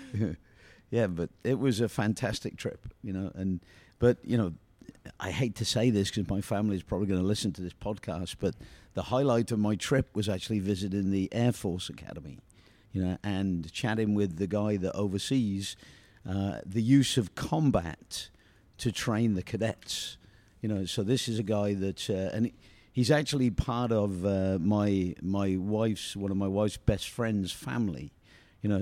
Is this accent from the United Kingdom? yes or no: yes; United Kingdom; moved away; I'm British